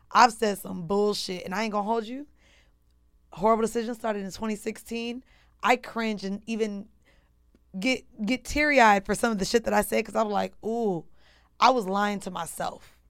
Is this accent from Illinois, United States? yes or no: no; Orlando, Florida, United States; also born or lived in Atlanta, United States; now in New York, United States; I've been in New York for ten years now, but I'm from Orlando